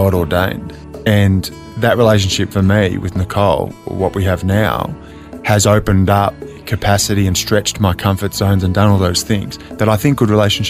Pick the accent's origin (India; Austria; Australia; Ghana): Australia; Lilydale, Victoria; So born and bred in Lilydale, Melbourne, Australia. So big family, five brothers.